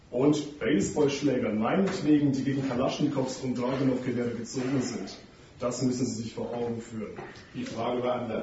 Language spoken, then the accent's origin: German; Ukraine; Ich komme aus der Ukraine.